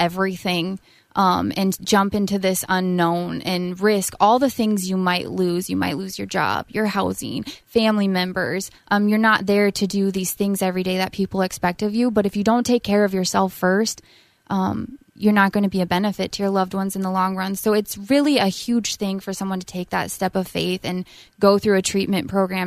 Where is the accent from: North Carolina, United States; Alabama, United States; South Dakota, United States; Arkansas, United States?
South Dakota, United States; moved away as an adult; also born or lived in Illinois; now in Minnesota, United States; I'm from South Dakota